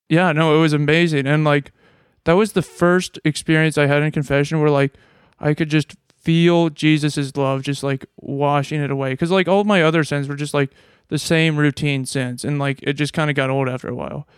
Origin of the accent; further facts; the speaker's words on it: Nebraska, United States; moved away; I'm from Nebraska.